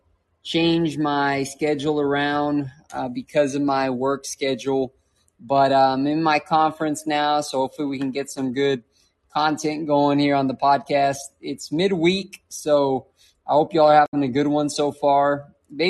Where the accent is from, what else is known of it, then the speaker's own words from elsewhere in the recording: Dallas, Texas, United States; I was born in Dallas